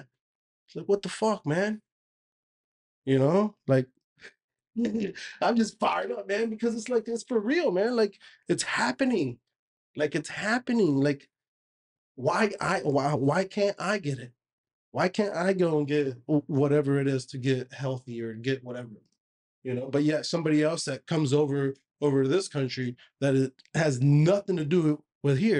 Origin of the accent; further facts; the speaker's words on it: United States; I was born and raised here in America